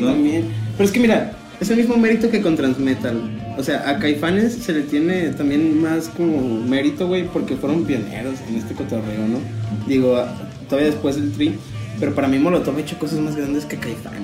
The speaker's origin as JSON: {"language": "Spanish", "country": "Mexico", "said": "lo único que mantenemos como mexicanos"}